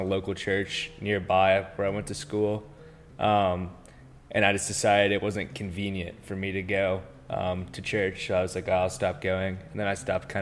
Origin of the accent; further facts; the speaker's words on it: Marietta, Georgia, United States; I'm from Marietta, Georgia, born and raised